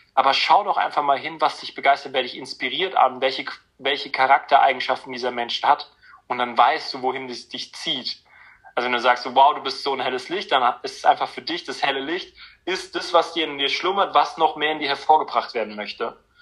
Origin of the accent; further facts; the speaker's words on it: near Frankfurt, Hesse, Germany; bin in der Nähe Frankfurt groß geworden